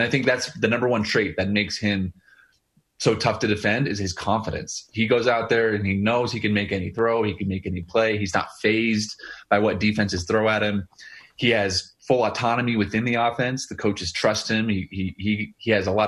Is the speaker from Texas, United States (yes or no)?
no; Boise, Idaho, United States; moved away; my hometown team that I grew up a fan